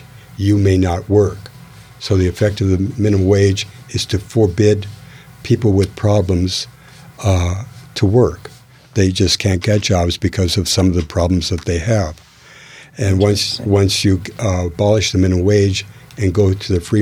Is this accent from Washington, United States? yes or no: yes; Renton, Washington, United States; also born or lived in Minneapolis, Minnesota / Seattle, Washington; I was born in Minnesota, in Minneapolis, Minnesota